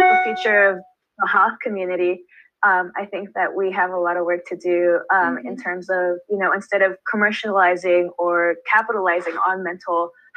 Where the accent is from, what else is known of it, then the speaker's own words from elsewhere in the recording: Baldwin Park, California, United States; my hometown